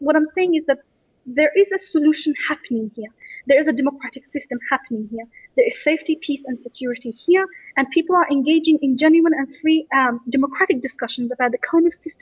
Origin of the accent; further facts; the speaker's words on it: Australia; I grew up in Australia